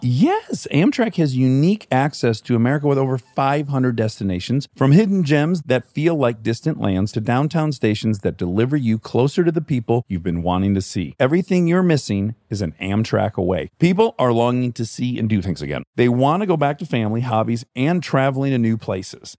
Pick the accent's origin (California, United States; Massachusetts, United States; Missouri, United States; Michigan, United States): Michigan, United States; Detroit; now in Los Angeles, United States